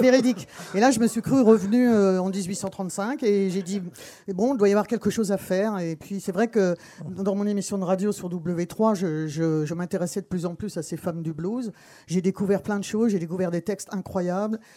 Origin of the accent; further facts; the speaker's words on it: Texas, United States; moved away; j'ai été élevé au Texas